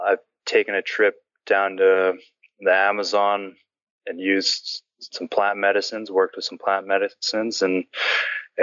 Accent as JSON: {"language": "English", "region": "Bush Alaska", "country": "United States", "tie": "born or raised there", "said": "I grew up in Bush, Alaska"}